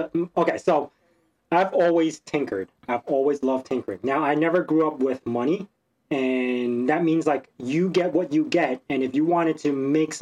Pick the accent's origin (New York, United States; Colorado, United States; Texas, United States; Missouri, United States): New York, United States; New York City; moved away as an adult; also born or lived in Hong Kong; now in Long Island, United States; So I grew up in Brooklyn. I lived in Brooklyn.